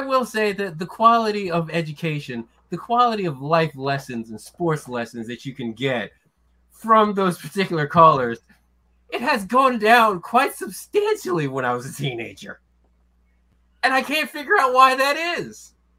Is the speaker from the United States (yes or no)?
yes; Philadelphia, Pennsylvania, United States; I was born and raised in Philly.